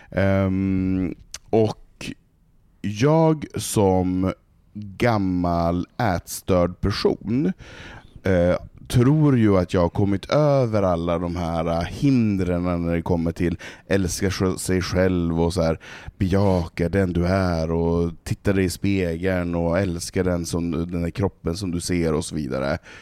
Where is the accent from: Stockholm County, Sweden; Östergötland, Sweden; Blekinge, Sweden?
Stockholm County, Sweden; Stockholm; jag har bott här i 23 år. Mm. Eh, jag är uppfostrad i, i PK, den här eh, hipster alla, alla är värda och älskas eh, Stockholm